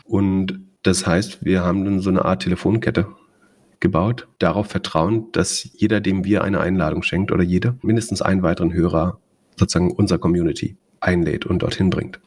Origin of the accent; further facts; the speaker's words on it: Greifswald, Mecklenburg-Vorpommern, Germany; in der Stadt studiert, wo ich aufgewachsen bin